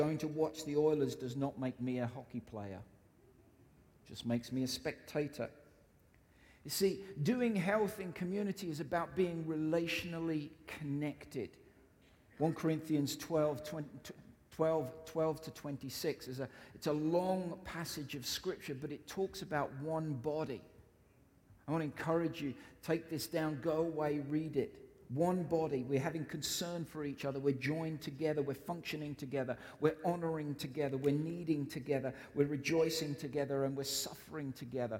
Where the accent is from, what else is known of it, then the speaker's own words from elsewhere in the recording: United Kingdom; I'm British